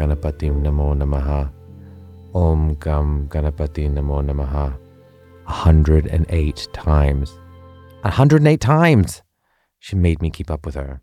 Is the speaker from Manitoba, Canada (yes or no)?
no; Vancouver, British Columbia, Canada; now in London, United Kingdom; As a young Hindu Punjabi boy growing up in Vancouver, Canada